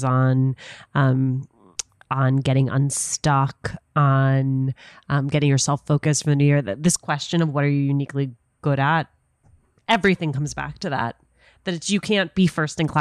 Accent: New Jersey, United States; I'm a Jersey person. I'm in Jersey right now

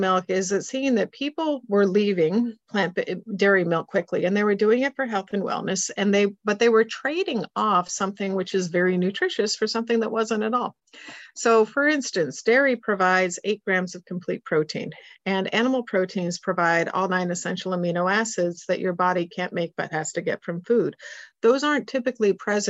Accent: Switzerland; moved away; I grew up in Switzerland

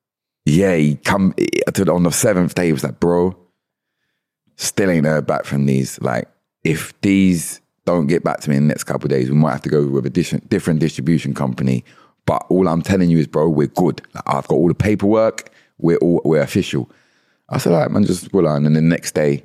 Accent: London, United Kingdom; born or raised there; now in Kent, United Kingdom

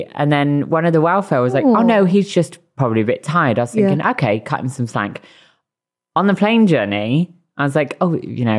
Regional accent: Bristol, South West England, United Kingdom; I am from Bristol.

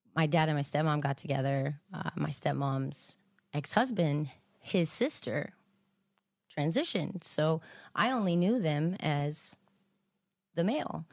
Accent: Texas, United States; I was born in Texas

